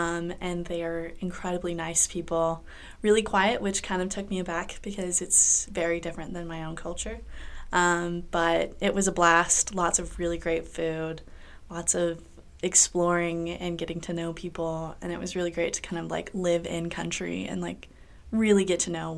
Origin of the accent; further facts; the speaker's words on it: Kansas City, United States; now in St. Louis, United States; I am originally from Kansas City.